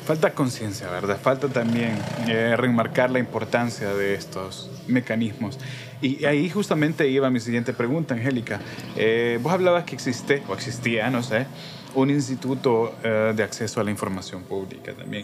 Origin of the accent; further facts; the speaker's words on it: El Salvador; como cualquier salvadoreño, salvadoreña, habitante